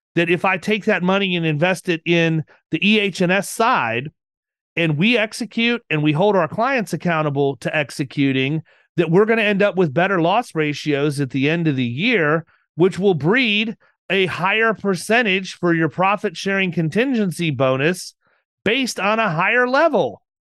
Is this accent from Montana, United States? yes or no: no; Florida, United States; I'm from Florida